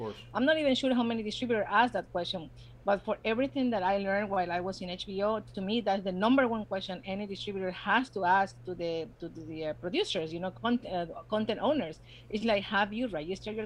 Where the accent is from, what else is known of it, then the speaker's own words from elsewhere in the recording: Ecuador; English is a second language; moved away as an adult; also born or lived in New Jersey; now in United States; I was born in the States. Family reasons, I was brought to Ecuador when I grew up. And then in 2006, I came back.